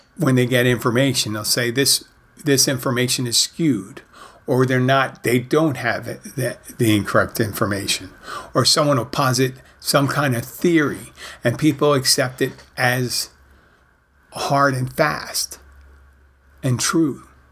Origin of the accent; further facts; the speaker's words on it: Philadelphia, Pennsylvania, United States; now in Florida Keys, United States; I grew up in Philadelphia